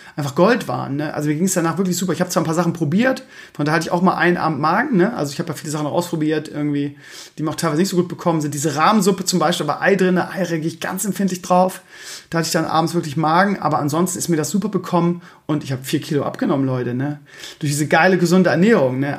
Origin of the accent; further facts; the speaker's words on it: Germany; Bei uns in Deutschland